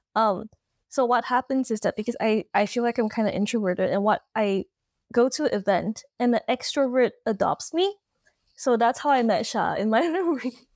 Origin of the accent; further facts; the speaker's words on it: Malaysia; also born or lived in Toronto, Canada; now in Melbourne, Australia; I'm Malaysian, but I'm currently based in Toronto, Canada.